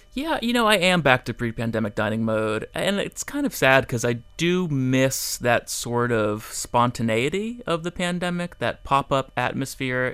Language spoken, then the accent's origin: English; Fort Lauderdale, Florida, United States; also born or lived in Miami; I grew up in Fort Lauderdale